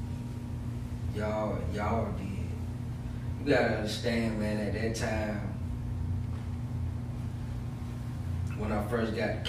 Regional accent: Aiken, South Carolina, United States; I grew up literally behind his house

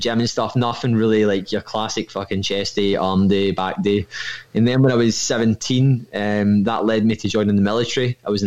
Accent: Irvine, Scotland, United Kingdom; I'm from Irvine in Ayrshire, but I work in Kilmarnock

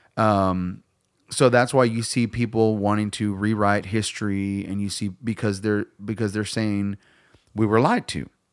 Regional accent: United States; I'm proud of being American.

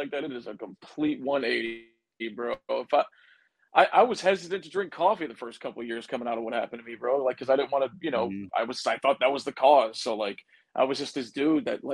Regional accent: United States; I'm the American guy

